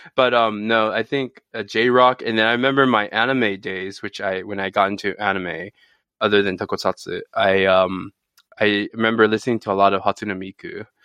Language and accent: English; California, United States; moved away as an adult; now in Japan; as a Californian